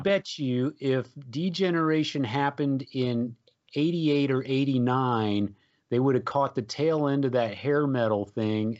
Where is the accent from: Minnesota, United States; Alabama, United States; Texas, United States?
Texas, United States; San Antonio; growing up in San Antonio, of course, uh, we, we had the great Joe Anthony as a D J on the F M station in San Antonio